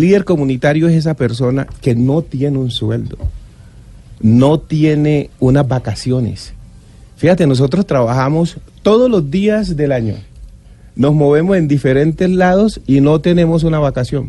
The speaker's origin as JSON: {"language": "Spanish", "town": "Riosucio", "region": "Chocó", "country": "Colombia", "tie": "born or raised there", "said": "yo soy del Chocó, de Río Sucio"}